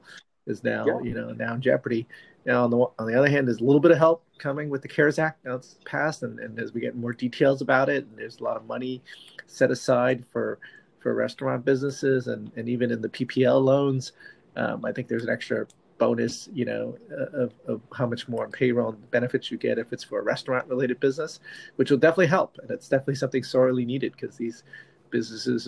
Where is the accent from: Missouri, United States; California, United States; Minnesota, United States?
California, United States; Manhattan Beach; my hometown of Manhattan Beach